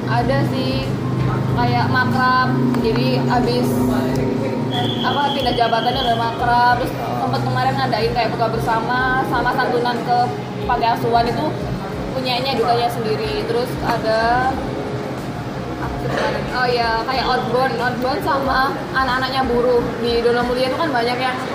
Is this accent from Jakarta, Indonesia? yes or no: no; Malang, East Java, Indonesia; Aku asli dari Malang.